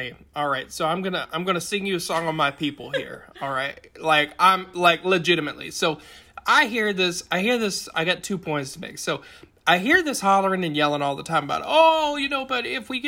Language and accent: English; Appalachia, United States; I'm at Appalachian. I am born and bred down here in the hills